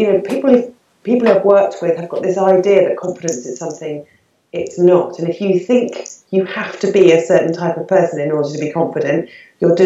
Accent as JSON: {"language": "English", "country": "United Kingdom", "tie": "born or raised there", "said": "I was born and bred in the UK."}